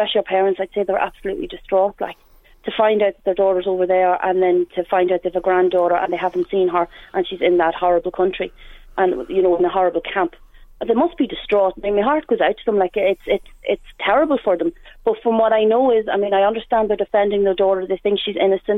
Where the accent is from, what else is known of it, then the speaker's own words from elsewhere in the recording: Dundalk, Leinster, Ireland; I'm from Dundalk and I've lived here majority of my life